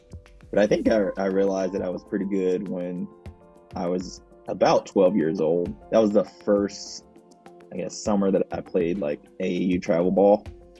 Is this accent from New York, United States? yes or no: no; Warner Robins, Georgia, United States; I'm from Warner Robins, Georgia, and I was a guard and co-captain on the Coast Guard men's basketball team. I grew up in a Air Force town. My dad was in the military, so we settled in a small town in Georgia.